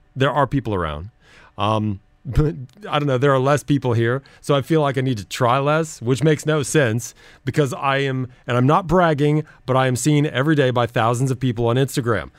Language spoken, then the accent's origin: English; United States; moved away; I'm American